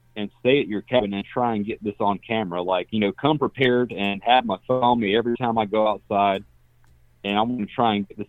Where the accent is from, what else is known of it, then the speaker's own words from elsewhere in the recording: South Carolina, United States; I'm from South Carolina